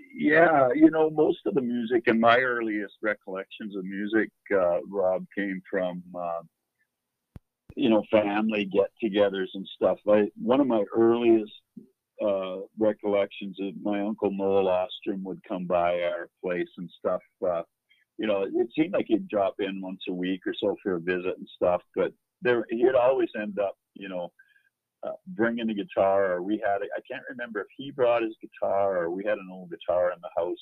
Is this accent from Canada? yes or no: yes; Hines Creek, Alberta, Canada; also born or lived in Fairview, Alberta / Worsley, Alberta; that's where I grew up, and that's where my uh, my roots are